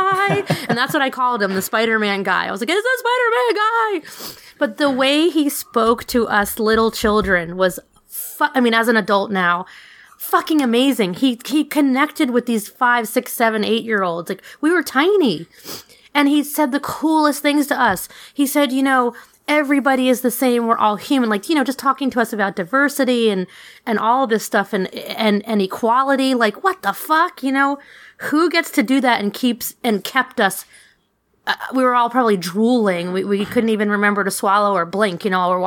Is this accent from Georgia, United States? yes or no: no; New York City, New York, United States; I grew up in New York City in a melting pot.